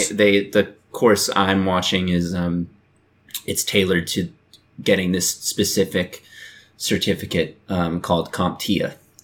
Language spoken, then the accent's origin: English; the Bay Area, California, United States; I'm from the Bay